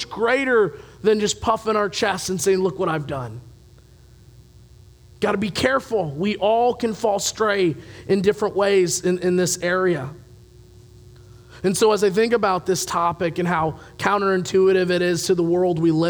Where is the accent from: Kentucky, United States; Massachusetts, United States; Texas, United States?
Kentucky, United States; Louisville; moved away; I come from the Louisville area. Horses are big down there